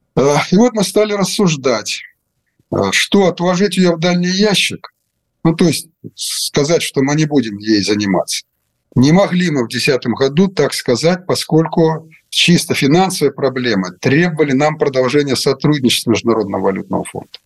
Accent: Russia; moved away; also born or lived in Ukraine; я сейчас в России, и вы не забывайте, что я родился в России

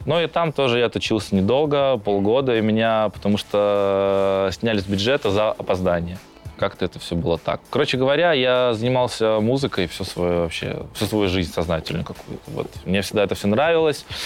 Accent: Saint Petersburg, Russia; у нас в Питере. А, я родом с этого района, я там жил, я там учился

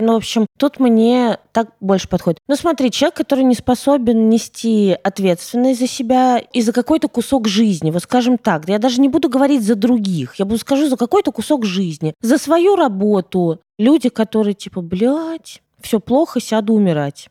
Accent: Russia; also born or lived in Ukraine; когда мне было 7, мы переехали из Украины в Россию

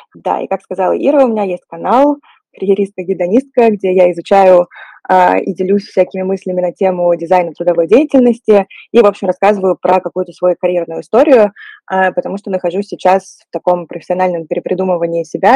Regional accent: Saint Petersburg, Russia; moved away as an adult; now in Paris, France; сейчас я нахожусь в Петербурге, это мой родной город, а вообще я живу в Париже

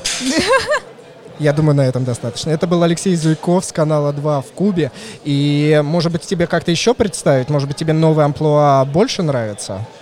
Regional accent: Moscow, Russia; я москвич

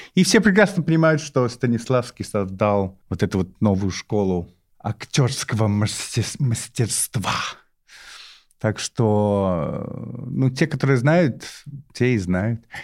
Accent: London, United Kingdom; Russian is a second language; moved away as an adult; now in Moscow, Russia; Я из Лондона и живу в Москве

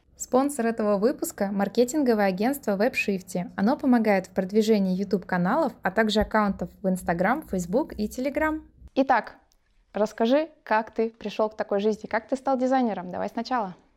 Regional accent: Odesa, Odesa Oblast, Ukraine; я как одессит

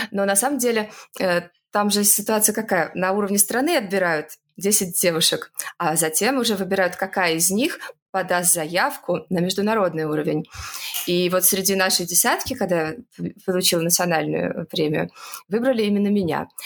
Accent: Saint Petersburg, Russia; now in Moscow, Russia; А, я, например, из Петербурга переехала в Москву, и четко понимаю, что все мои однокурсники могли себе позволить заниматься наукой только если их муж кормил

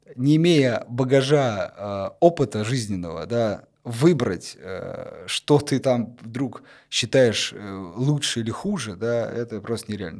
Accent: Kursk, Kursk Oblast, Russia; в моем в Курске в родном городе

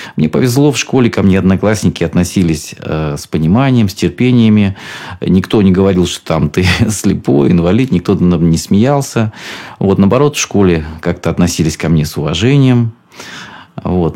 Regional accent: Rostov Oblast, Russia; так как я из Ростовской области и люблю свой Донской край

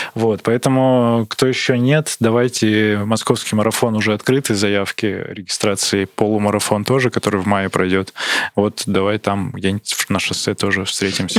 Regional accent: Barnaul, Altai Krai, Russia; Я из Барнаула

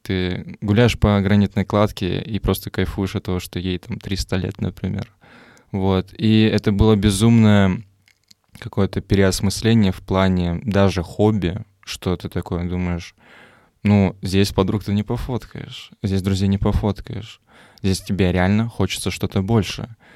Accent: Moldova; Я сам просто из Молдавии

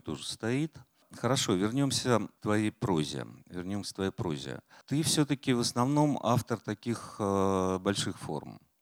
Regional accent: Volgograd, Volgograd Oblast, Russia; also born or lived in Saratov; now in Moscow, Russia; я из Волгограда через Саратов

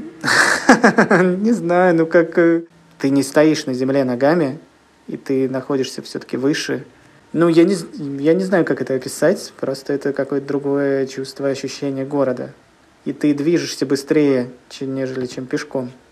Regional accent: Kirishi, Leningrad Oblast, Russia; moved away as an adult; now in Saint Petersburg, Russia; я родился в небольшом городе, который находится в 150 километрах от Санкт-Петербурга. Он называется Кириш, и там я жил до 20 лет

